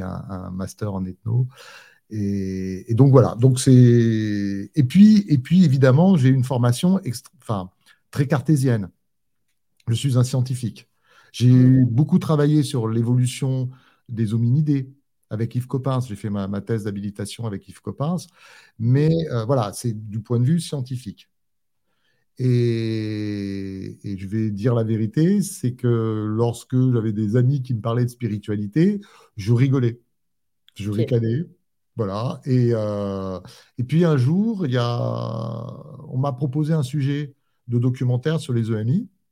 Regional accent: Corsica, France; je suis rentré en Corse

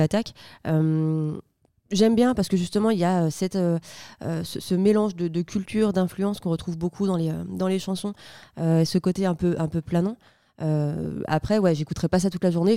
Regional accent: Saint-Priest, Auvergne-Rhône-Alpes, France; je suis de Saint-Priest

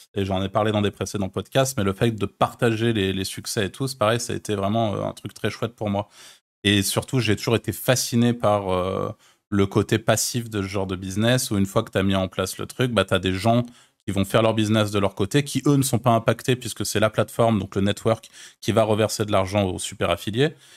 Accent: France; also born or lived in Malta; je suis français et je connais les Français, je connais la France

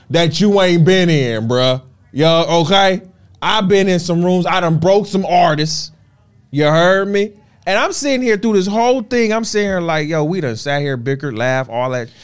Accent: Florida, United States; also born or lived in Detroit; I'm from Florida. I'm a Southern boy.

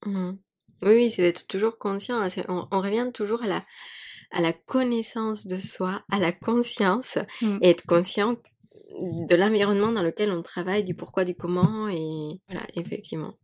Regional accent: Mexico; French is a second language; moved away; moi j'ai grandi, donc j'ai grandi au Mexique

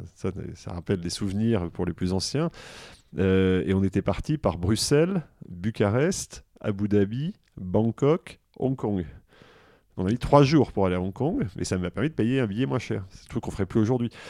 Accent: Grenoble, Auvergne-Rhône-Alpes, France; also born or lived in Versailles / Alsace; now in Washington, United States; je suis né à Versailles. En fait, mes parents euh, ont déménagé pratiquement après ma naissance à Grenoble

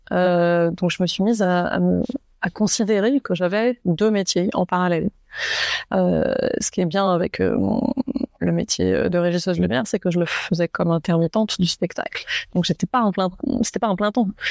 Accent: Saint-Malo, Brittany, France; moved away; j'ai grandi à Saint-Malo en, Bretagne

